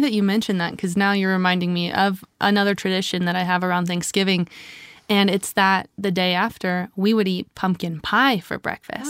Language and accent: English; Louisiana, United States; my family's also from the South. We're from Louisiana